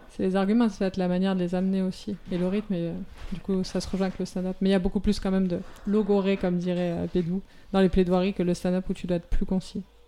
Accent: Montpellier, Occitania, France; je viens de Montpellier, euh, que je viens de Montpellier

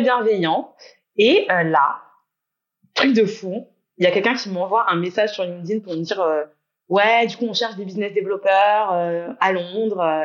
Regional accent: Guadeloupe; moved away as an adult; also born or lived in England; J'ai grandi en Guadeloupe. J'y suis rentrée depuis un an et demi.

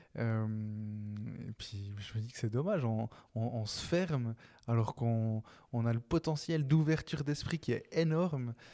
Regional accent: Neuchâtel, Switzerland; je suis de Neuch

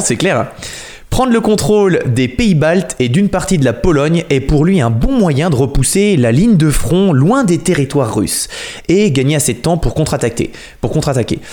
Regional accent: Noirmoutier, Pays de la Loire, France; je suis de Noirmoutier

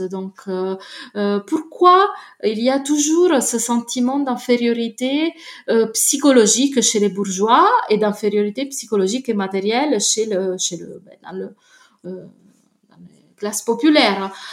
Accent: Naples, Campania, Italy; je viens de Naples

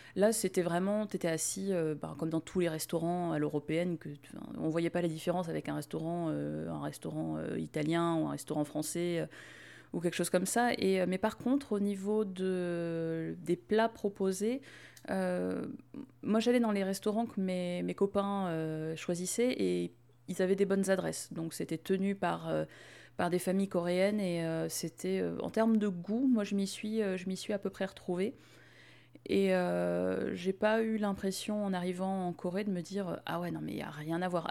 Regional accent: France; on s'y retrouve en tant que Français.

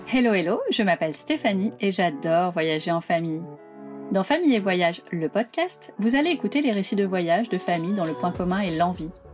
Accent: Paris, Île-de-France, France; en tant que Parisien

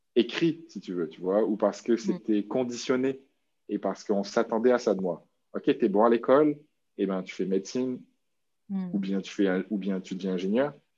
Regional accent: New Caledonia; moved away as an adult; now in Quebec, Canada; ça fait dix ans que je vis au Québec, mais j'ai grandi, je suis né en Nouvelle-Calédonie.

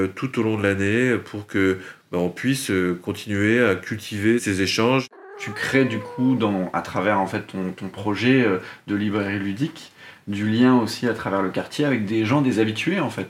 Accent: a village between Metz and Luxembourg, Grand Est, France; moved away as an adult; also born or lived in Milwaukee, United States; now in Nantes, France; J'ai grandi euh, dans un bled qui s'appelle euh, le Conaker, entre Metz et le Luxembourg

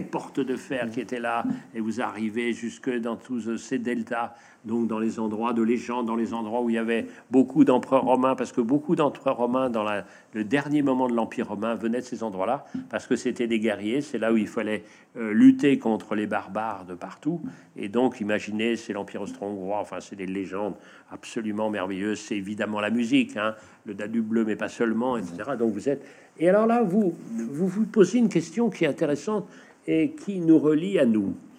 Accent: northern Brittany, France; chez nous, en Bretagne Nord

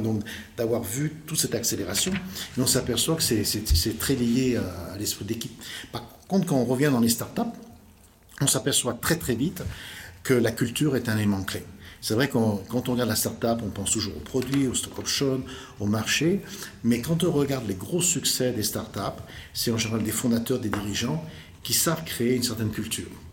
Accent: Lyon, Auvergne-Rhône-Alpes, France; accent: French; je suis né à Lyon, le 26 septembre 1959. et études, euh, assez, assez brillantes d'ailleurs, lycée du Parc à Lyon

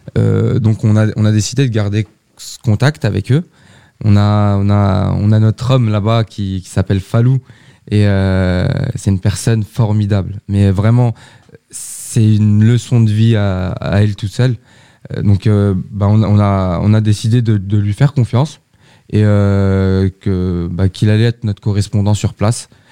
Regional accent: Sartrouville, Île-de-France, France; je suis habitant de Sartrouville depuis 29 ans

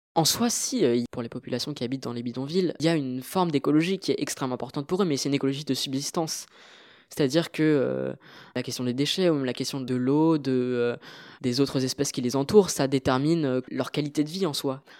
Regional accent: France; also born or lived in Marly-le-Roi / Paris; mes parents sont originaires du Sri Lanka, même si euh, je suis né euh, en France

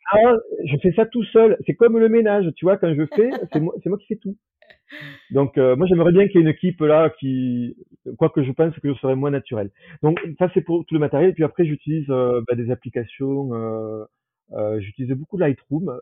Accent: Toulouse, Occitania, France; moved away as an adult; also born or lived in Saarbrücken, Germany / Aix-en-Provence; now in Paris, France; je suis euh, de Toulouse, euh, mais maintenant j'ai plus trop de famille. Euh, il, me reste ma sœur euh, qui est dans la région

